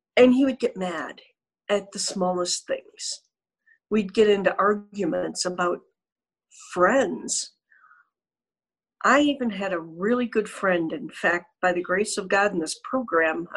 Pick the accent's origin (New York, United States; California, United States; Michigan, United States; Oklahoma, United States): Michigan, United States; Southfield; moved away as an adult; also born or lived in Charlotte, North Carolina; I grew up in Michigan, Southfield